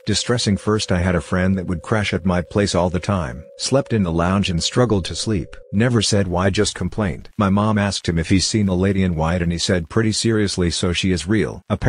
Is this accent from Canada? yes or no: no; Kyrgyzstan; English is a second language; I was 12 years old in my home country in Kyrgyzstan, and I was at my maternal grandma's house.